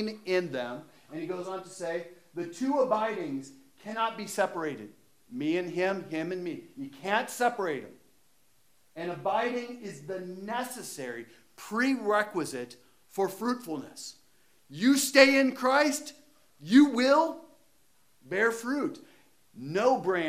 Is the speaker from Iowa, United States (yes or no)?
yes; Iowa, United States; I'm from Iowa.